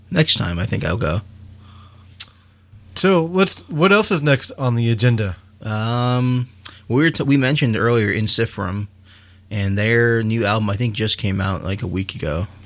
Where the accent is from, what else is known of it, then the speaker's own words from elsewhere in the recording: Texas, United States; Well, we're from Texas.